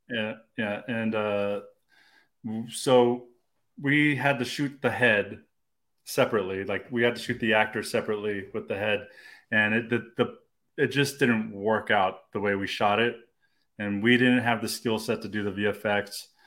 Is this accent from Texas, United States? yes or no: yes; Austin, Texas, United States; I was born and raised in Austin, man. Uh, um, I went to Crockett High School